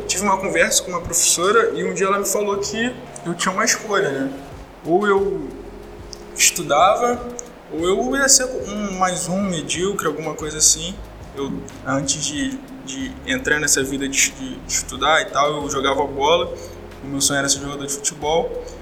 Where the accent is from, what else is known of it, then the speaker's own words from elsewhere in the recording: Rio de Janeiro, Brazil; eu estudei em um colégio público aqui do Rio de Janeiro, eu sou eu vim do CIEP